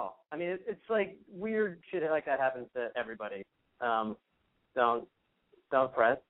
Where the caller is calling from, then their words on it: Los Angeles, California, United States; I'm 27. I'm calling from L.A.